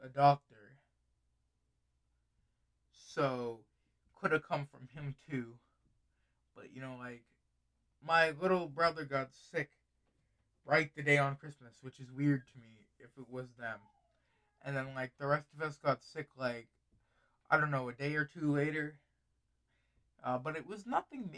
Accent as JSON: {"language": "English", "country": "United States", "said": "I'm just an American person"}